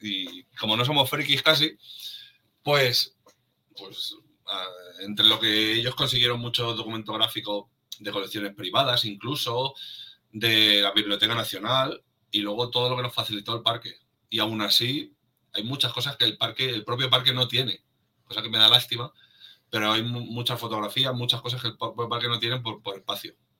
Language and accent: Spanish; Madrid, Community of Madrid, Spain; los que somos de Madrid, es como hemos vivido ahí nuestra infancia